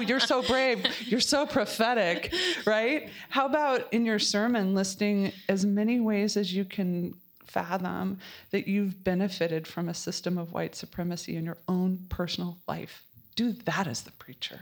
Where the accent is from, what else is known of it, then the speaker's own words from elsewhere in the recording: Colorado, United States; I am from Colorado